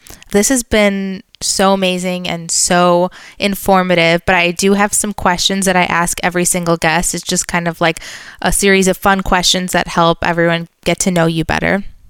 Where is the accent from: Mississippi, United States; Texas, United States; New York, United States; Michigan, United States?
Michigan, United States; now in Florida, United States; here in Florida, I have so many fruits that I've never even heard of. I'm from Michigan.